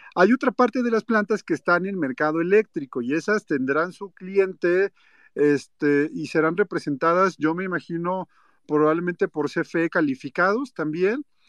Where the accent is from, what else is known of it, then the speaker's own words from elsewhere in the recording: Mexico; yo como ciudadano mexicano